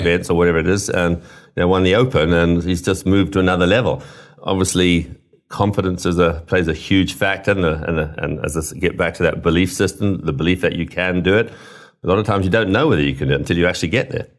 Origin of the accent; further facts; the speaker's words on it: Zimbabwe; moved away; also born or lived in United Kingdom; I grew up in Africa and, and Rhodesia or Zimbabwe as it is now. So although I was born in the U K